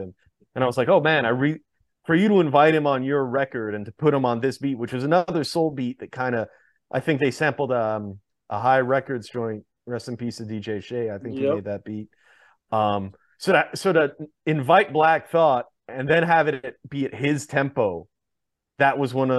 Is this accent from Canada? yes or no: yes; Montreal, Quebec, Canada; my hometown of Montreal.